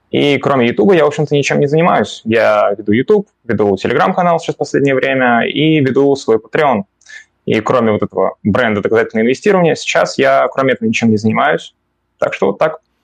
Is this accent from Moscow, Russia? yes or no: yes; Moscow, Russia; я родился в Москве